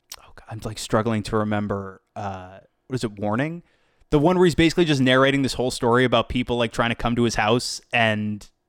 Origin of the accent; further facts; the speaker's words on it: East Coast, United States; moved away; Well, I'm from the East Coast originally